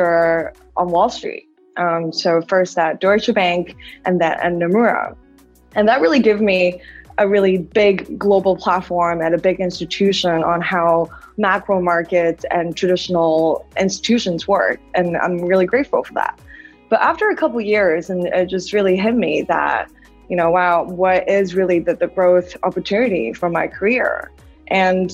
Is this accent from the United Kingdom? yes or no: no; China; moved away as an adult; also born or lived in United States; now in Hong Kong; I was born and raised in China and then went to the States for college.